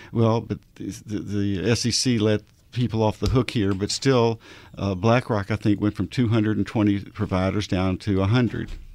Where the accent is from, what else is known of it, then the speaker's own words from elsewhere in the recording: Arkansas, United States; I'm from Arkansas